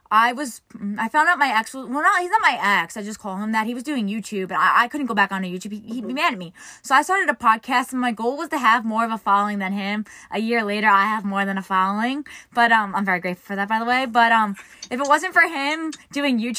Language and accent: English; New York, United States; so I'm from New York. Many people. I'm from New York, and the New York traffic to get out of like New York is worst, worst probably.